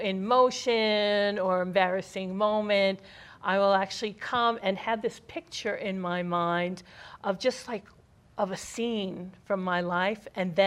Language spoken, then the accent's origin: English; New York City, New York, United States; Growing up in Brooklyn, New York, we would hang out all summer and play.